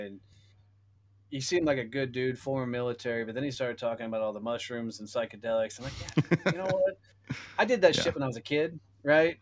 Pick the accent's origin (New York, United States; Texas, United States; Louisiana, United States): Texas, United States; Fort Worth; my hometown of Fort Worth, Texas